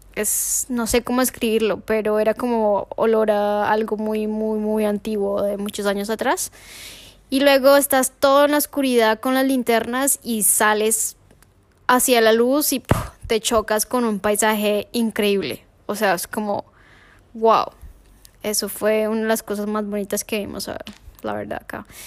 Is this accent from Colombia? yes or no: yes; Colombia; moved away; soy colombiana